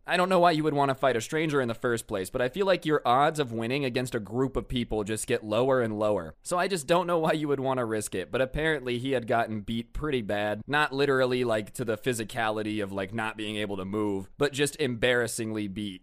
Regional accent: United States; I'm American

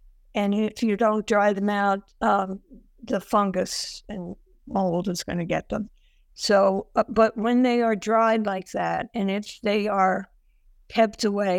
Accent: Ireland; I have trouble with H's because I'm Irish and they have both. And I was warned about that by my mother when I was a child

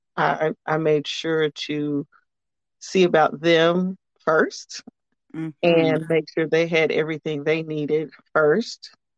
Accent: Amarillo, Texas, United States; I am uh, born and raised in Texas, Amarillo, Texas specifically

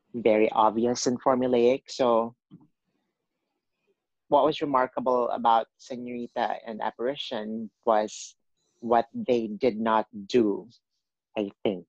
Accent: Cebu City, Central Visayas, Philippines; moved away as an adult; also born or lived in Manila, Philippines; now in New York City, United States; I was born and raised in Cebu, which is the second largest city in the Philippines

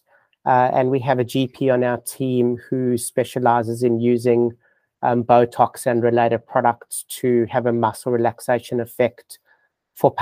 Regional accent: South Africa; accent: South African; moved away as an adult; now in Melbourne, Australia; my accent, it's actually South African. But I have been living in Australia in Melbourne for 25 years.

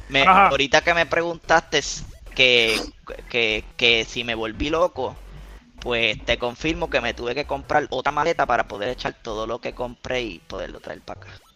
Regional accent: Puerto Rico; nosotros somos de acá de Puerto Rico

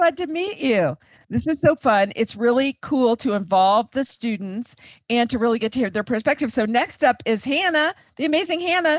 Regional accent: Indiana, United States; now in Denver, United States; I grew up in Indiana where it was flat and the sky was not blue.

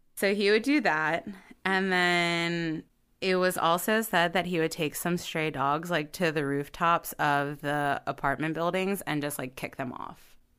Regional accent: Baltimore, Maryland, United States

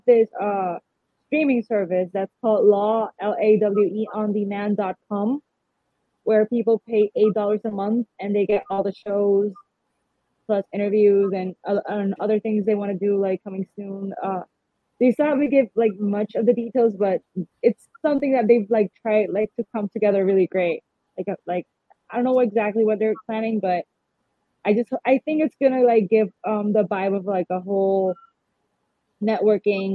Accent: San Juan, Puerto Rico; I am from San Juan, born and raised.

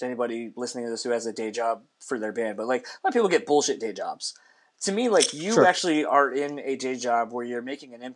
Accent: East Coast, United States; I grew up in the East Coast

